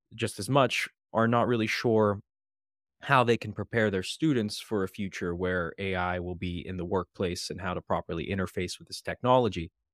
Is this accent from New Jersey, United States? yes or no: no; Western Pennsylvania, United States; moved away as an adult; now in Maryland, United States; I'm originally from Western Pennsylvania